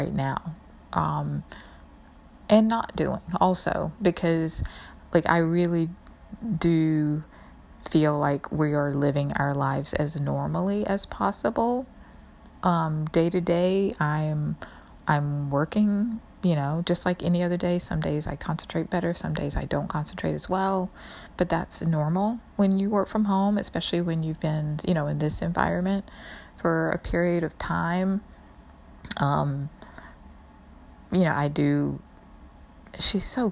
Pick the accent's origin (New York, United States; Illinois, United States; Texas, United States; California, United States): New York, United States; especially as a New Yorker